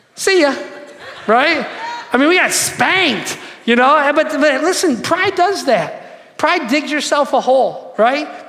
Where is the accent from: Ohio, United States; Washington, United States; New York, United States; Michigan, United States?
Michigan, United States; Detroit; I'm from Detroit